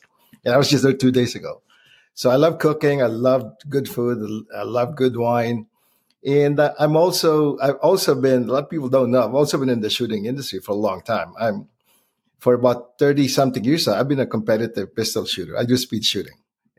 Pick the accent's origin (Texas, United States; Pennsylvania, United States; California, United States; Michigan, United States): California, United States; now in Philippines; I'm from Southern California. I moved to LA in 1983. Young kid.